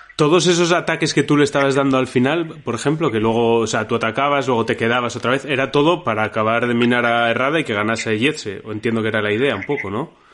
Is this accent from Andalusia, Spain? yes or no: no; Asturias, Spain; somos asturianos nosotros